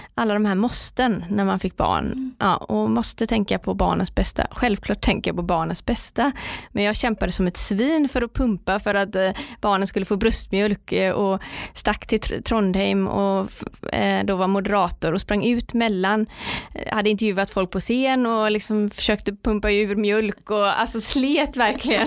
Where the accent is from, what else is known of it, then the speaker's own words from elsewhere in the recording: Partille, Västra Götaland, Sweden; Jag kommer från Partille strax utanför Göteborg. Eh, jag är uppvuxen med min eh, mamma och pappa och min lillebror